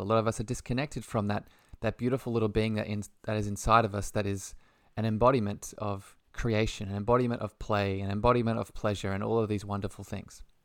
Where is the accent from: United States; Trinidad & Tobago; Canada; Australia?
Australia; by the lovely accent, I'm from Australia